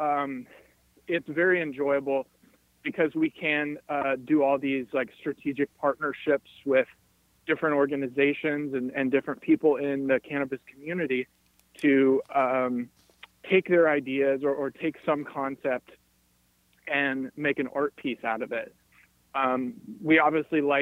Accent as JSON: {"language": "English", "town": "Cincinnati", "region": "Ohio", "country": "United States", "tie": "born or raised there", "said": "my hometown of Cincinnati"}